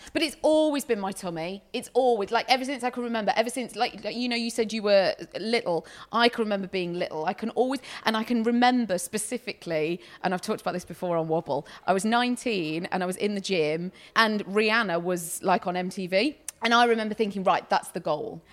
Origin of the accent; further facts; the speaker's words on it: United Kingdom; we're very British